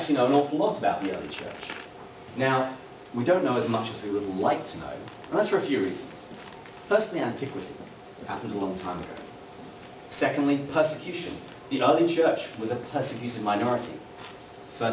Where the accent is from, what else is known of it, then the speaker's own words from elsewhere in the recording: England, United Kingdom; moved away as an adult; also born or lived in Washington, D.C. / Seattle; now in San Diego, United States; I'm not a native of the United States. I come from England, from Great Britain, and I've lived in the States now for about 8 years